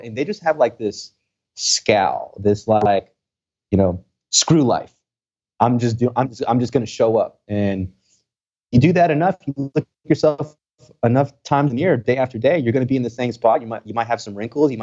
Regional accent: Texas, United States; English is a second language; I'm from Texas

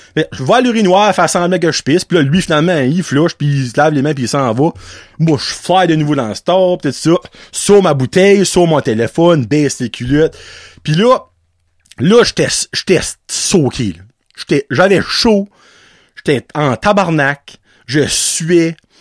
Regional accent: Acadia, Canada; en tant qu'Acadien et francophone, que je suis

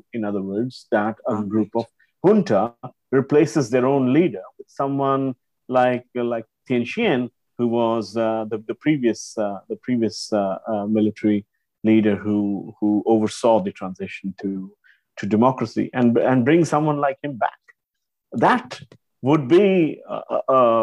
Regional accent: India; now in Singapore; I grew up in India before I eventually moved to Singapore and settled here.

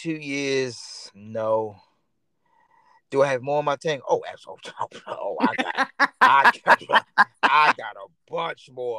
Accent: Baltimore, Maryland, United States; Right, like I'm originally from Baltimore, Maryland. Everybody knows that. But I don't really represent Baltimore, Maryland.

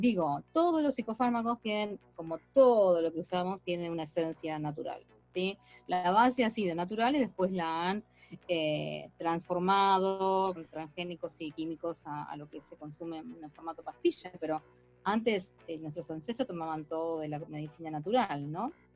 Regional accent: Buenos Aires, Argentina; nosotros en Buenos Aires somos totalmente europeizados

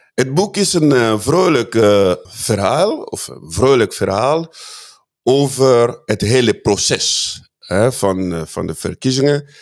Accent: Fungurume, Lualaba, DR Congo; now in Netherlands; Katanga, waar ik zelf vandaan kom, waar ik ben geboren. Uh, Fungurume is een klein dorp daar

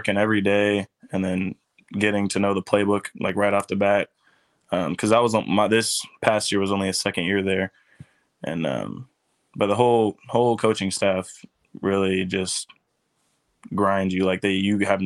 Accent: Savannah, Missouri, United States; I grew up in Savannah with my mom

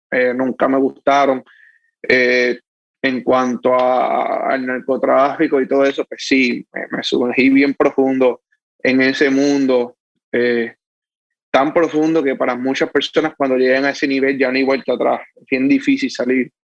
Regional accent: Manatí, Puerto Rico; now in Dorado, Puerto Rico; Sí, soy de Manatí, nacido y criado en Manatí. Actualmente vivo en Dorado, pero me nací y, me crié en Manatí.

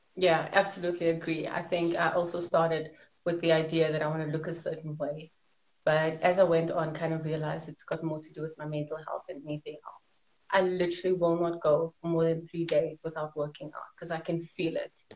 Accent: Johannesburg, Gauteng, South Africa; I'm from South Africa, Johannesburg, born and bred here

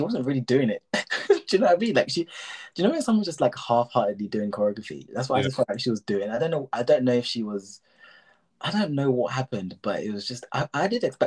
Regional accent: England, United Kingdom; we're English here

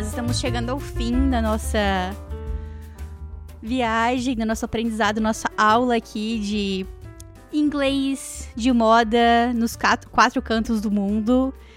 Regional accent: Brazil; now in Canada

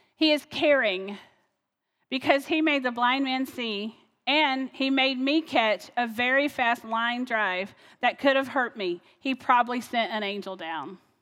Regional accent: North Carolina, United States; now in Ohio, United States; I'm from North Carolina originally, so that's where I used to call home.

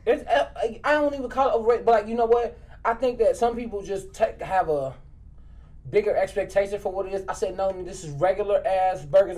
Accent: Maywood, Illinois, United States; I'm from Maywood too

